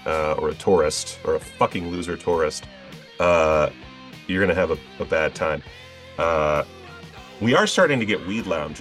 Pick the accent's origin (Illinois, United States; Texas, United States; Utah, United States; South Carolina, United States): South Carolina, United States; Charleston; also born or lived in Pensacola, Florida / Asheville, North Carolina; now in Las Vegas, United States; I am from Pensacola, Florida, which is essentially Alabama. I grew up in Charleston, South Carolina